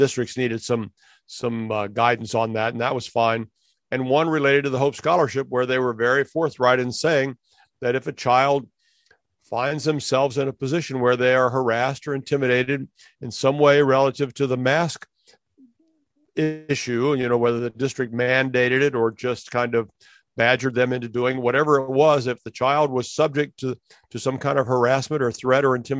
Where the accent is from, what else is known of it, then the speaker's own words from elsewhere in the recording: Cape Coral, Florida, United States; Cape Coral, my hometown